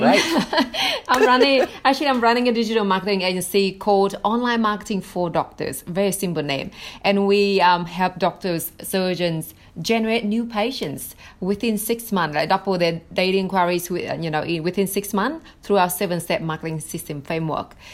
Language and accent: English; Vietnam; English is a second language; moved away as an adult; now in United States; I was born in Vietnam in in the eighties